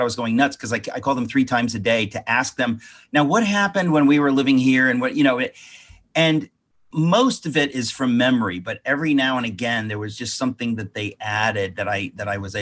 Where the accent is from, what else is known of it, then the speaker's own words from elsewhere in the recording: United States; I was kind of like a typical person just living, growing up in America